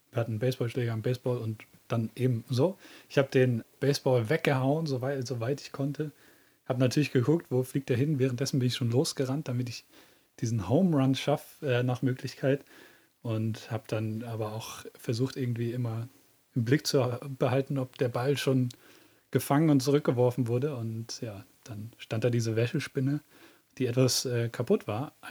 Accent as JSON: {"language": "German", "region": "Southern Germany", "country": "Germany", "tie": "born or raised there", "moved": "as an adult", "lives_now": "Northern Germany", "said": "da war ich ungefähr so 19 Jahre alt. Da sind wir von Süddeutschland nach Norddeutschland gezogen."}